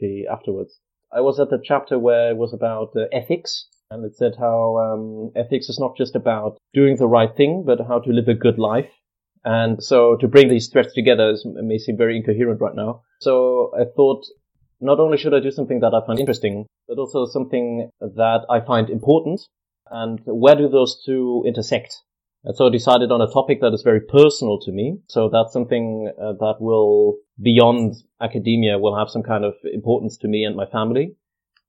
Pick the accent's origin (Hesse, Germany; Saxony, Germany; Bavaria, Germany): Bavaria, Germany; Munich; English is a second language; moved away as an adult; also born or lived in Kent, United Kingdom; now in Manchester, United Kingdom; So I'm from Munich in Germany, in Bavaria. That's where I was born and grew up